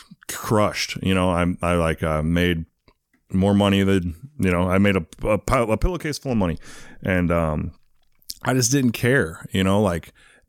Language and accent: English; England, United Kingdom; born there; also born or lived in Arizona / St. Louis; Kind of. I was born in England. My dad was in the Air Force. I lived in Arizona, and then I moved to St. Louis for a while.